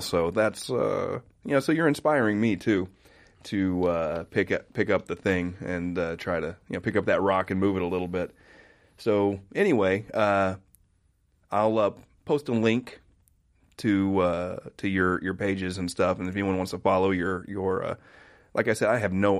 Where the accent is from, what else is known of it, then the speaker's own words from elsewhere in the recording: Oklahoma, United States; I grew up in Oklahoma in the 80s